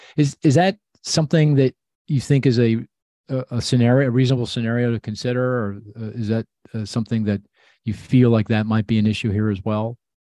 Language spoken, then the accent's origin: English; United States; I'm an American